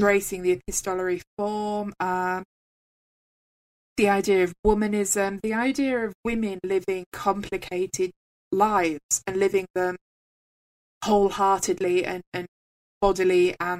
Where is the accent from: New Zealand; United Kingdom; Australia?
United Kingdom; England; I am from England, I am English.